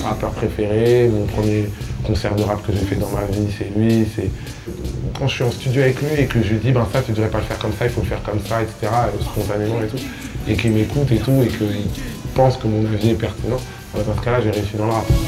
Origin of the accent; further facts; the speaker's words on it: Kinshasa, DR Congo; moved away; J'ai grandi dans la grande maison de ma grand-mère à Kinshasa